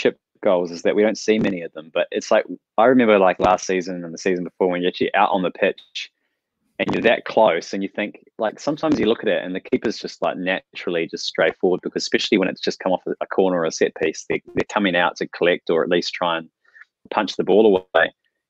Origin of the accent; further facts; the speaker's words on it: New Zealand; Hi guys, I'm from New Zealand. I only get New Zealand TV